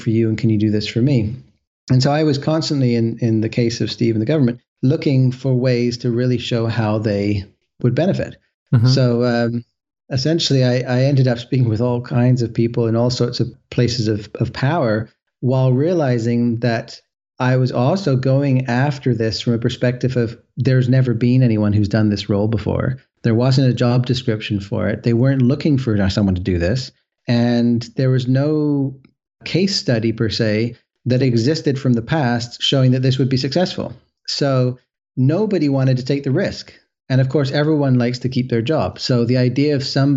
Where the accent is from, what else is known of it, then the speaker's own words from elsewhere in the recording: west coast of Canada, Canada; I'm from the West Coast of Canada